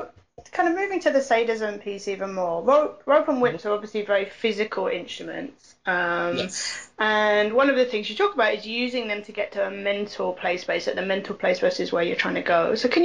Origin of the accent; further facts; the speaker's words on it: United Kingdom; I'm British